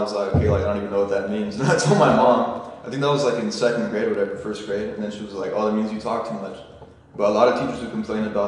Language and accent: English; Garden Grove, California, United States; also born or lived in Anaheim; I was born right here, man. I mean, not in the house, but Garden Grove. Actually, I think I was born in Anaheim Hospital, not Garden Grove. But I've lived here my whole life.